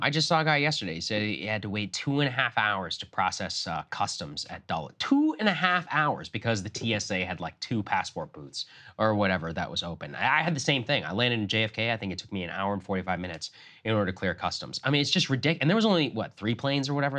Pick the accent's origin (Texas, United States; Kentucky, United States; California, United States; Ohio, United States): Texas, United States; I grew up in Texas